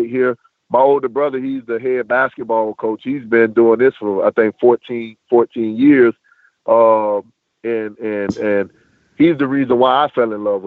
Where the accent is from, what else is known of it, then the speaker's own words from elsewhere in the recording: Hawthorne, Florida, United States; also born or lived in Pahokee; my third year coaching girls basketball in my hometown